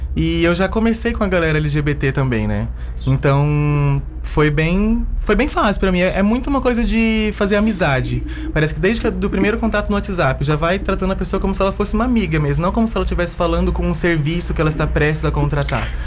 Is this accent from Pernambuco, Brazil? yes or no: no; São Paulo, Brazil; moved away as an adult; also born or lived in Chapada dos Veadeiros, Goiás; now in Alto Paraíso de Goiás, Brazil; eu sou nascida em São Paulo